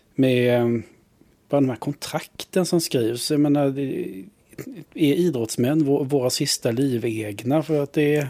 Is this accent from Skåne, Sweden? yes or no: no; Vetlanda, Jönköping County, Sweden; jag växte upp eh, utanför Vetlanda, vi är bibelbältet